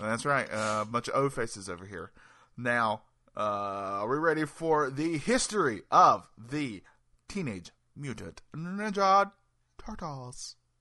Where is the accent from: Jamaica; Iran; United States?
United States; North Carolina; I'm from North Carolina.